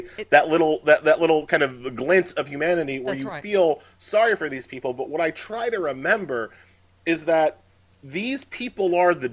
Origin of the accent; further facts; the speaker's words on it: Long Island, New York, United States; I grew up on Long Island.